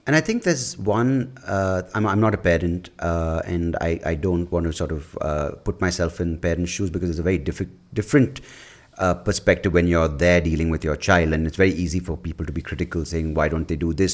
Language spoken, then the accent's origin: English; Bangalore, Karnataka, India; growing up in Bangalore in the nineties